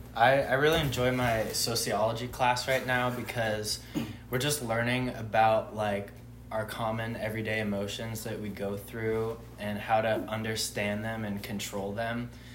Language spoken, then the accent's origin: English; Santa Clarita, California, United States; moved away as an adult; now in Boise, United States; I am from Southern California in a little place called Santa Clarita, 45 minutes north of uh, downtown